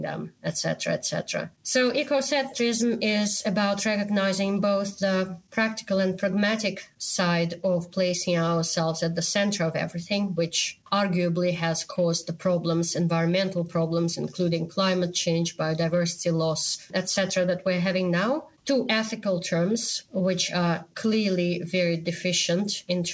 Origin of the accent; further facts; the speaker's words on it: Moscow, Russia; moved away; me growing up in the Soviet Union, in the country which is probably the worst country in the world right now. I was born in Moscow.